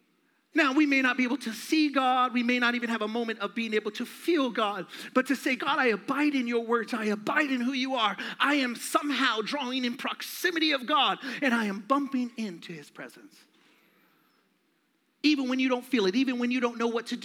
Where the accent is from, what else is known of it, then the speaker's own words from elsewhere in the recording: Phoenix, Arizona, United States; I'm from Phoenix, born and raised